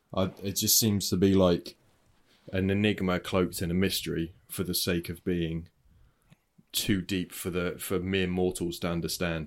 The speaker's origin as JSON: {"language": "English", "country": "United Kingdom", "said": "I'm British"}